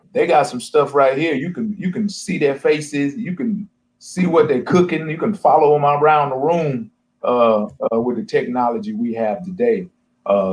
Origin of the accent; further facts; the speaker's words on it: Texas, United States; moved away; also born or lived in North Dakota / Kalamazoo, Michigan / Ohio / Arizona; I'm from Texas